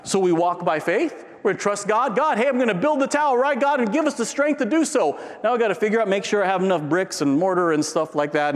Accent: San Diego, California, United States; moved away; I grew up in San Diego.

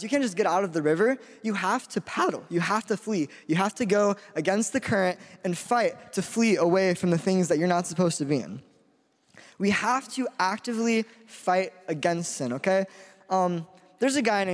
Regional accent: Spokane, Washington, United States; I'm from Spokane, Washington.

